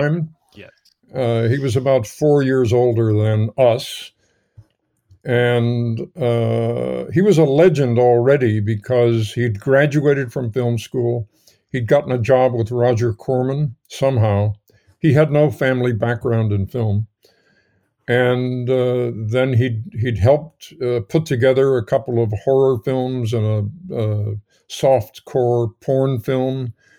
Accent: New York, United States; moved away as an adult; I grew up in New York, and my local cinema, the local theater was the Nemo Theater on, uh, one hundred and tenth Street and Broadway

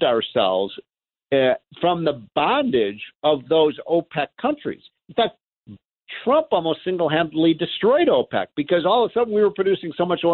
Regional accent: United States; as an American

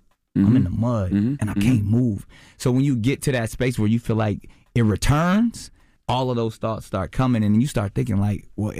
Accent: Charlotte, North Carolina, United States; I grew up in Charlotte part of my life. I know that life.

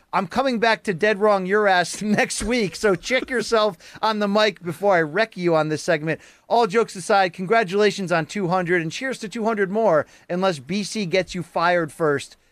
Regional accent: Naugatuck, Connecticut, United States; I grew up in Giants territory at, in Naugatuck, Connecticut

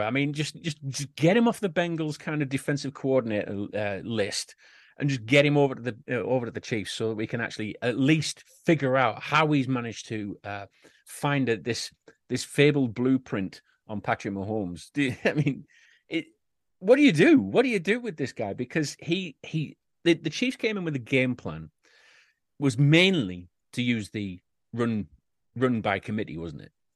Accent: United Kingdom; We, us Brits

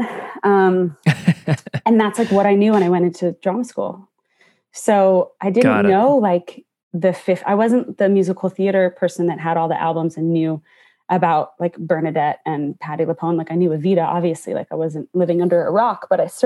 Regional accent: just outside of Toronto, Ontario, Canada; moved away; I grew up just outside of Toronto

